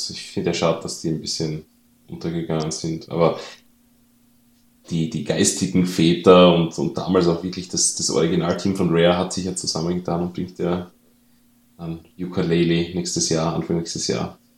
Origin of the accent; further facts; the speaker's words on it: Austria; now in Germany; das für mich als Österreicher natürlich sehr verwunderlich ist, weil bei uns gibt es sowas nicht wie Indizierung.